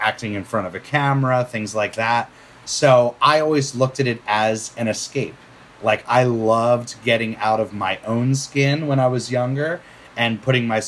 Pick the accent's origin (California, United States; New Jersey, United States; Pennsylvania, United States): Pennsylvania, United States; just outside of Philadelphia; also born or lived in Bucks County, Pennsylvania; I grew up just outside of Philadelphia, born in 83